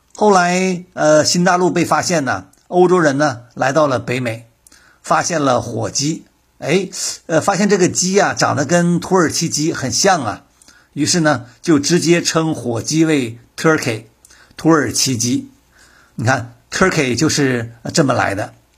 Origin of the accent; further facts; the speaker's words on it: China; moved away; also born or lived in United States; 我们中国人呢，还是比较喜欢吃鸡啊